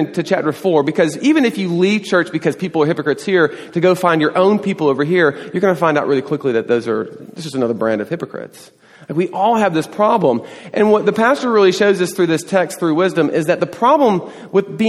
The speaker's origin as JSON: {"language": "English", "region": "the South", "country": "United States", "tie": "born or raised there", "moved": "yes", "lives_now": "Texas, United States", "said": "I grew up in the South"}